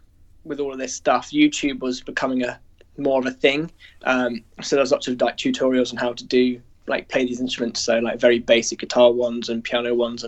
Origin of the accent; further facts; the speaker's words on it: Guernsey; I grew up in Guernsey in which is like a tiny little island in the Channel Islands